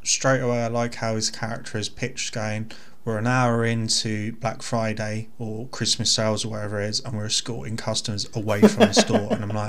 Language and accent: English; United Kingdom; We don't really do that here because we're British.